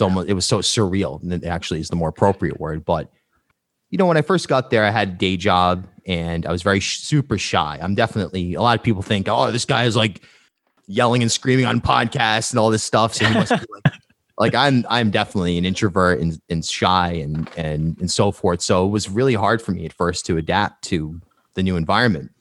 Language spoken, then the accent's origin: English; Charlestown, Rhode Island, United States; moved away as an adult; also born or lived in New York; I grew up in Charlestown and in the woods